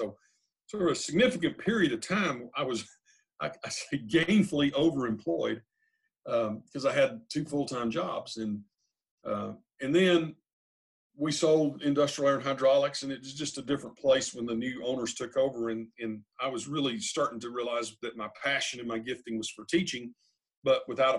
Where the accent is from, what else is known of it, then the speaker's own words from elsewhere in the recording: Odessa, Texas, United States; now in Arlington, United States; But in 1970, we moved from Odessa to Arlington. And so when I say where I grew up, sometimes I say I grew up in Odessa, but thinking about my whole life now, I've actually been here in Tarrant County for over 50 years now.